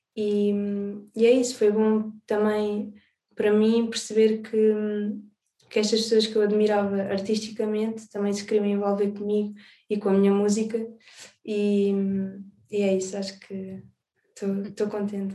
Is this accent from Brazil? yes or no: no; Alentejo, Portugal; also born or lived in Azores; now in Lisbon, Portugal; Nasci nos Açores, cresci no Alentejo, e agora vivo em Lisboa